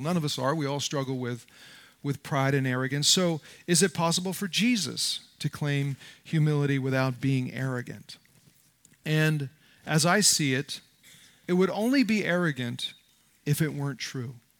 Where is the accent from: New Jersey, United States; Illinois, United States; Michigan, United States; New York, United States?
New Jersey, United States; I grew up in North Jersey in a tough neighborhood